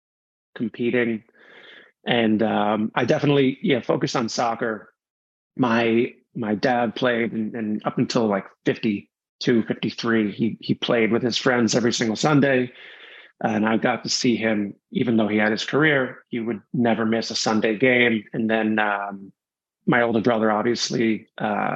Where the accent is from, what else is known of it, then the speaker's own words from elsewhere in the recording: suburban New York City, United States; I grew up in suburban New York City.